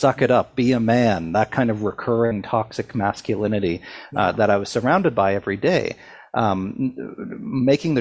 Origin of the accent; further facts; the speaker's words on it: Sydney, Nova Scotia, Canada; a bridge in my hometown that stretched over an abandoned steel plant, which used to be the lifeblood of Sydney, Nova Scotia, but was largely abandoned by the time I was growing up.